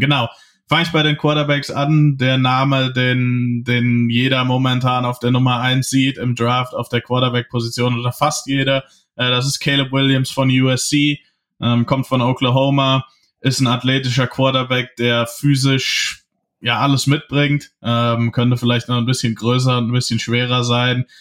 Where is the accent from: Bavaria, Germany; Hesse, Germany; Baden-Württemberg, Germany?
Hesse, Germany; ich komme ja aus Hessen